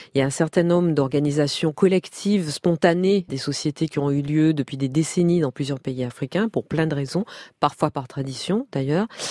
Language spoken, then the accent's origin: French; Martinique; moved away; also born or lived in Paris; J'ai grandi en Martinique, donc euh, j'étais insulaire